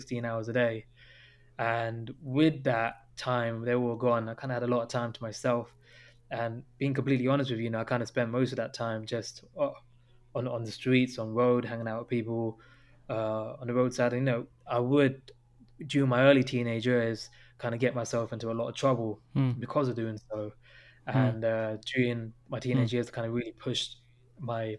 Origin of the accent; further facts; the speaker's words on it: London, United Kingdom; I was born in London here